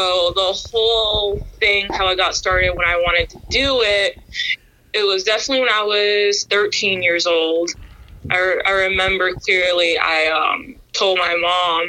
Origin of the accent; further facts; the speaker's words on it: Washington, District of Columbia, United States; I grew up in Washington, D.C.